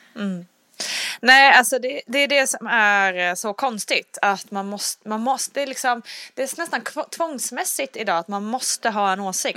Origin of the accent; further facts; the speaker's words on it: Sweden; vi svenskar